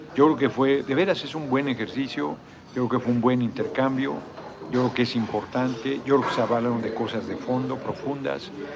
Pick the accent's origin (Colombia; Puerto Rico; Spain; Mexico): Mexico; Tlalnepantla, State of Mexico; mi tierra adoptiva, Tlalnepantla. Ahí crecí, ahí llegué a los cinco años.